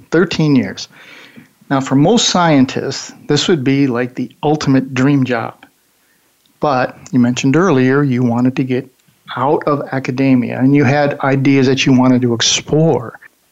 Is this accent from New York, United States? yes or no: yes; Buffalo, New York, United States; now in California, United States; When I came to California, I came from Buffalo, New York, and I left 2 days before Thanksgiving in a driving snowstorm.